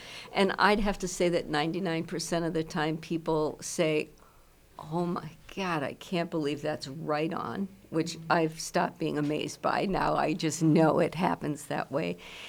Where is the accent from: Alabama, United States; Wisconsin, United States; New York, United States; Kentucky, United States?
Wisconsin, United States; Milwaukee; I grew up in Milwaukee. Well, if I've grown up, I'm not sure I've done that yet.